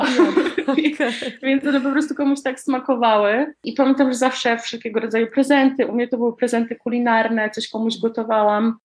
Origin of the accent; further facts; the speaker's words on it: Warmian-Masurian Voivodeship, Poland; wychowałam się tutaj u nas na Mazurach